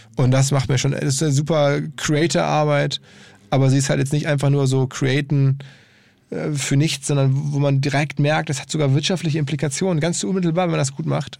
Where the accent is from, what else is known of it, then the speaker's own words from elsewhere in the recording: Essen, North Rhine-Westphalia, Germany; in Essen lebt, also meine Heimatstadt